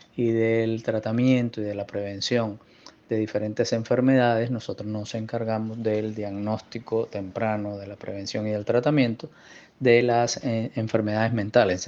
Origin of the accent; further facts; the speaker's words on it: Barranquilla, Atlántico, Colombia; moved away as an adult; yo soy barranquillero